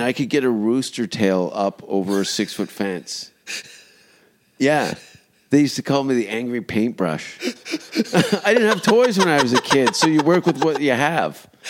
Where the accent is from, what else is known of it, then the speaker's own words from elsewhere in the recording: Canada; I'm Canadian